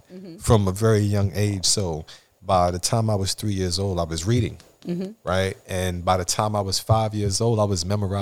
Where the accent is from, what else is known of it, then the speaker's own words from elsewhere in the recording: New York City, New York, United States; I'm from Flatbush, Brooklyn, New York